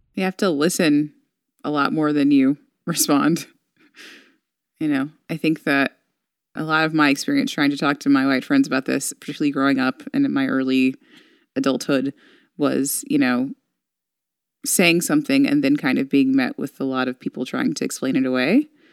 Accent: Texas, United States; now in California, United States; I'm from Texas

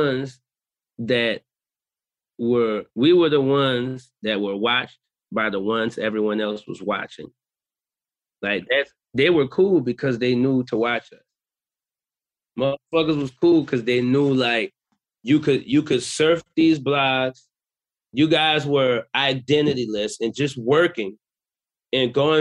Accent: New Orleans, Louisiana, United States; I'm from New Orleans

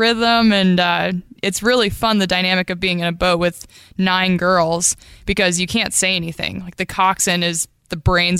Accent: Bird Creek, Alaska, United States; So I was born in Bird Creek, Alaska, and that's where I still call home today.

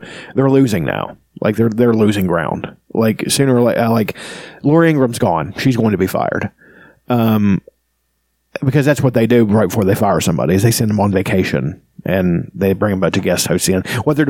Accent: West Virginia, United States; No, I'm from West Virginia, sir.

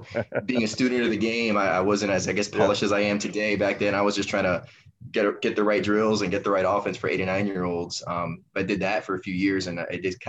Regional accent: Miami, Florida, United States; I'm from Miami, born and raised

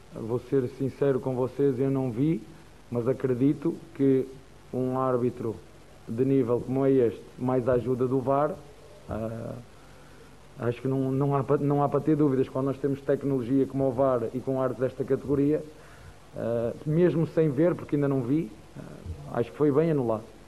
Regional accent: Portugal; first language Portuguese; now in Brazil; Eu sou português e falo a mesma língua

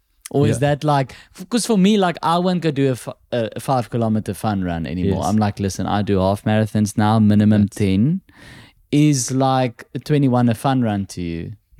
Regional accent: South Africa; English is a second language; And just like me, he's from South Africa.

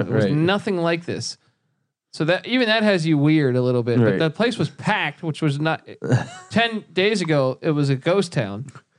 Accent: East Coast, United States; Didn't really tell her a lot about myself besides the fact I grew up on the East Coast.

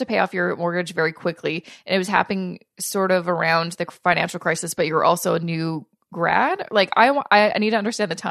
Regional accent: Canada; as a Canadian

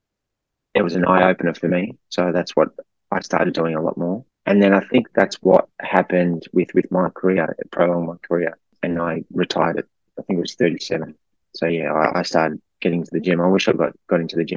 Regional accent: Melbourne, Victoria, Australia; I'm from Melbourne, had family and friends there

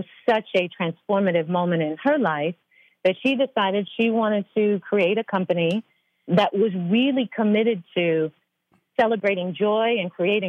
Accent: United Kingdom; I'm very British.

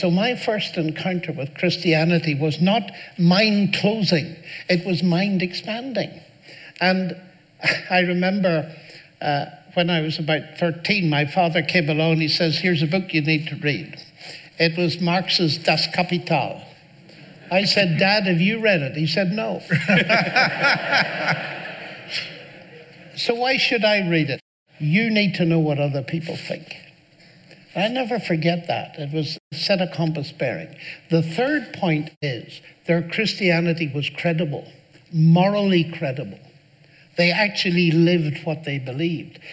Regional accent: Northern Ireland, United Kingdom; I grew up in Northern Ireland

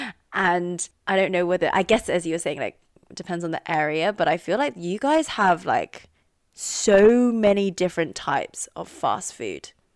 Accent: London, United Kingdom; accent: RP; moved away as an adult; now in United States; we're from the same part of London. We're all from Northwest mm-hmm. London

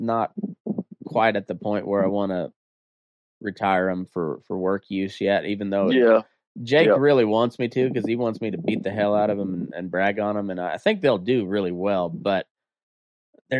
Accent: Southeast Colorado, United States; I'm from Southeast Colorado

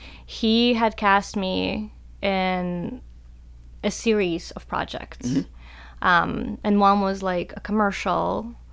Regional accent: North Carolina, United States; especially like growing up in North Carolina, you know, where there's a lot of artists and a lot of, you know, really good artists.

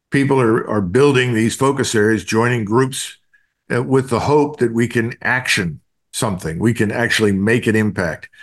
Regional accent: Philadelphia, Pennsylvania, United States; I'm from Philadelphia

